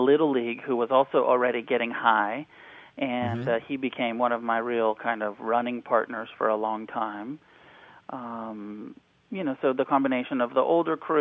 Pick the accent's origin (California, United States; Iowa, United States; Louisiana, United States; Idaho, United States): California, United States; Santa Cruz; also born or lived in Taos, New Mexico; I grew up between Santa Cruz, California, and Taos, New Mexico